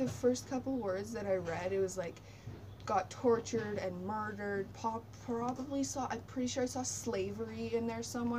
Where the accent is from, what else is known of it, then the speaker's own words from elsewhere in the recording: Canada; I can be Canadian because my ancestors were here first.